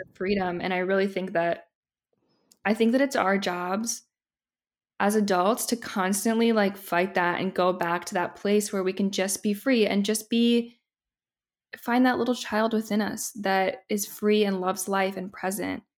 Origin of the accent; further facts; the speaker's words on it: Indiana, United States; moved away as an adult; now in Los Angeles, United States; I grew up in the Midwest